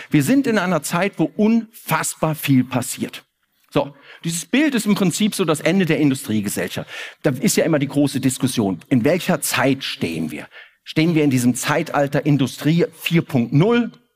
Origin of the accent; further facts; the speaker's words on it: Koblenz, Rhineland-Palatinate, Germany; now in Cologne, Germany; Ich komme aus Koblenz